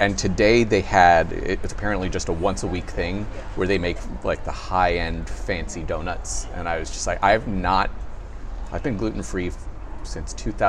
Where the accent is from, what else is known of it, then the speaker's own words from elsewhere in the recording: Champaign, Illinois, United States; I come from Champaign